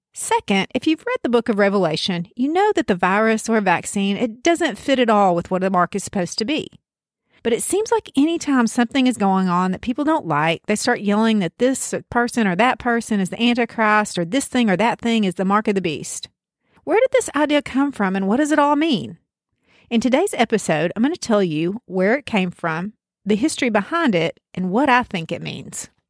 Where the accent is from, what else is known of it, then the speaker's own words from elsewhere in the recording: Deep South, United States; accent: Deep South; you can tell from my accent that I'm from the Deep South, smack in the middle of the Bible Belt, actually.